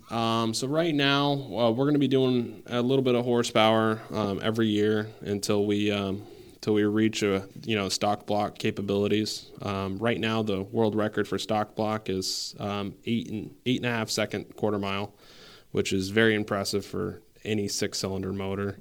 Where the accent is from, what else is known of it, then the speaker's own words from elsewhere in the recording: San Antonio, Texas, United States; now in Saint Albans, United States; I'm originally from San Antonio, Texas, um, for most of my life, but, uh, I'm here in Saint Albans, Vermont now